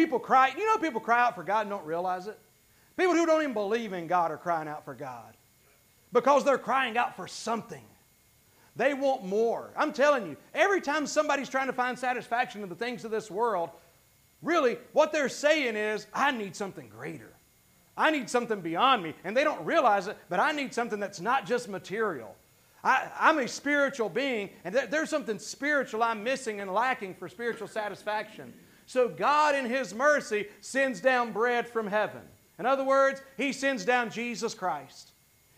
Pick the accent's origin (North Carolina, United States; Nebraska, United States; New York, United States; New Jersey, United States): North Carolina, United States; Gastonia; I was raised mostly in South Gastonia, which is another whole story of a not very great part of town